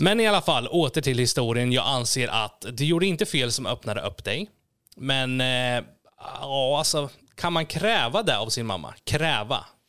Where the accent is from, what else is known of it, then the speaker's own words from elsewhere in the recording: Norrköping, Östergötland, Sweden; moved away as an adult; also born or lived in Gislaved, Småland; jag är född i Småland, Gislaved, men eh, när jag var fem så flyttade vi till Norrköping